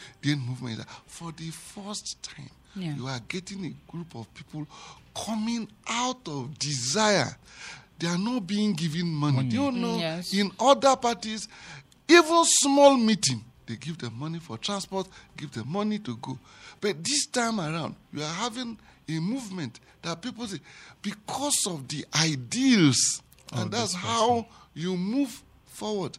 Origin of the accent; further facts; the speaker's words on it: Anambra, Nigeria; now in Plateau State, Nigeria; I come from Anambra State